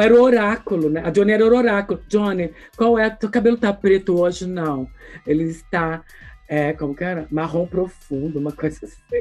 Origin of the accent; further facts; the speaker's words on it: ABC region, São Paulo, Brazil; eu sou aqui do ABC, que é uma fonte desse povo